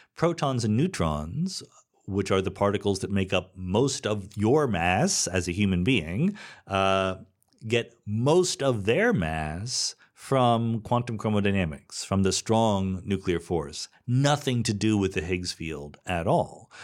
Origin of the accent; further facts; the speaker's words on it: Philadelphia, Pennsylvania, United States; moved away as an adult; also born or lived in Boston; I'm from the East Coast, right? I was born in the suburbs of Philadelphia, spent eight years in Boston, college and postdoc